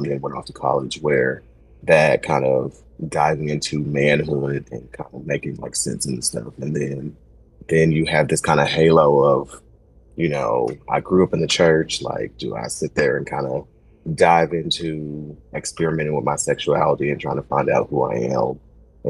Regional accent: Kansas City, United States; also born or lived in Oklahoma; I'm originally from Kansas City, spent some time in Oklahoma, and then moved back

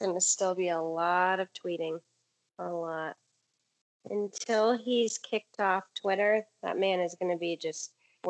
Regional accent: DeKalb County, Georgia, United States; also born or lived in Fulton County, Georgia; I live in Fulton County and grew up in DeKalb.

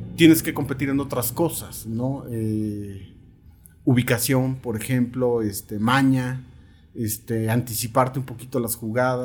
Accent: Coacalco, State of Mexico, Mexico; born or raised there

